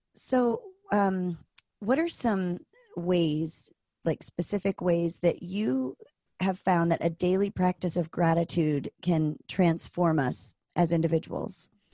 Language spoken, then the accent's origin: English; East Coast, United States; moved away as an adult; also born or lived in Virginia; now in Anchorage, United States; I grew up on the East Coast and I went to school in Virginia at Virginia Tech